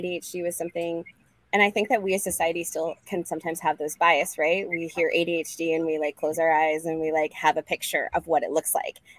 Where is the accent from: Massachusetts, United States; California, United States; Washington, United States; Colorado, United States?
Colorado, United States; Boulder; I'm from Boulder, Colorado